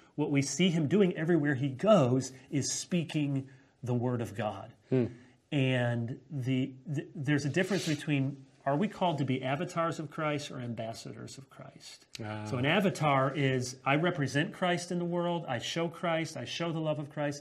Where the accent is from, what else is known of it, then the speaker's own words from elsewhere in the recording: United States; I'm speaking as American